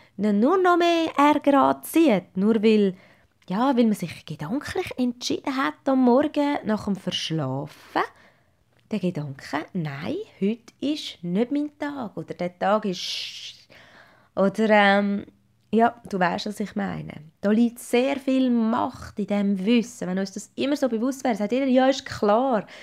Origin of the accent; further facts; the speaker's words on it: Zurich, Switzerland; moved away as an adult; now in Schaffhausen, Switzerland; dass ich Ende 2016 sogar meinen Heimatkanton, mein geliebtes Zürich, hinter mir gelassen habe